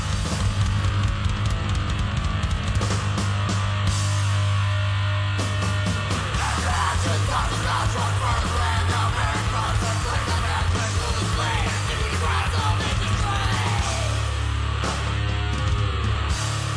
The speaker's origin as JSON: {"language": "English", "town": "Akron", "region": "Ohio", "country": "United States", "said": "from Akron. You know, we have our own music history here."}